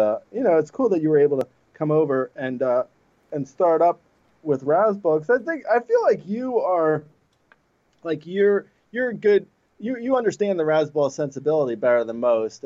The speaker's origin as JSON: {"language": "English", "region": "New Jersey", "country": "United States", "tie": "born or raised there", "said": "I grew up in Jersey"}